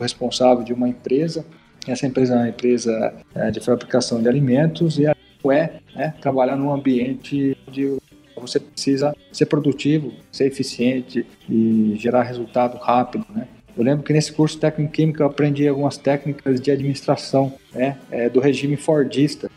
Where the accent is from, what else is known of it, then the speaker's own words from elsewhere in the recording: Piracicaba, São Paulo, Brazil; eu sou de Piracicaba